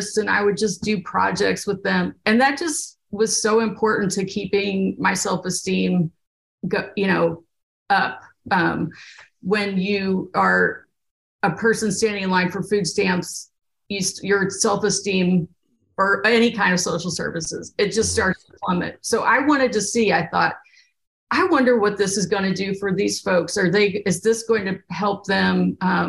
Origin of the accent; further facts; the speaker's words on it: Bourbon County, Kentucky, United States; moved away as an adult; also born or lived in Oregon; I grew up in Kentucky in Bourbon County, and I went to a very small country high school.